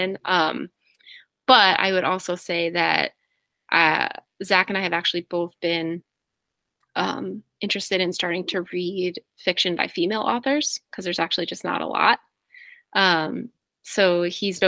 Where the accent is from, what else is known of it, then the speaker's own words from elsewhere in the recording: New Jersey, United States; moved away; also born or lived in Boston; I'm from New Jersey